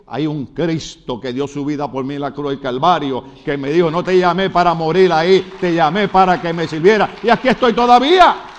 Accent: Puerto Rico; soy puertorriqueño

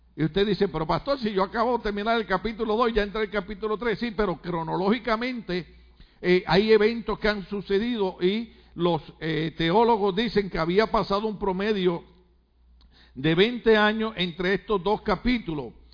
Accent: Puerto Rico; now in United States; soy puertorriqueño

